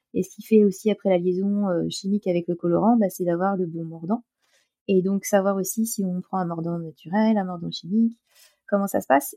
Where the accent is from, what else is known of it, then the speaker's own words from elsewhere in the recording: La Rochelle, Nouvelle-Aquitaine, France; je suis de La Rochelle